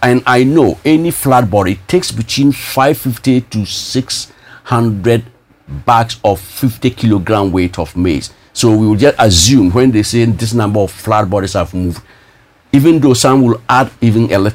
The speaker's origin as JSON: {"language": "English", "town": "Bolgatanga", "region": "Upper East", "country": "Ghana", "also_born_or_lived": "Russia", "said": "I'm just from Bolga"}